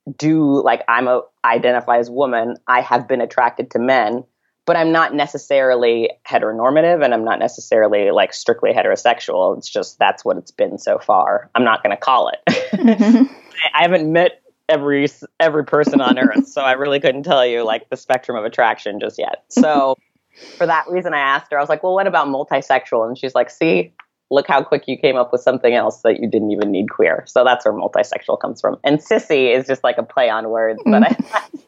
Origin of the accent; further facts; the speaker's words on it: Santa Monica, California, United States; moved away as an adult; also born or lived in Saratoga Springs, New York; I grew up in Santa Monica in Los Angeles